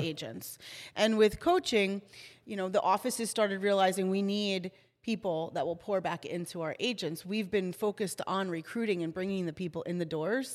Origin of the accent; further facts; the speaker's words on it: New Jersey, United States; I am from New Jersey, born and raised, Jersey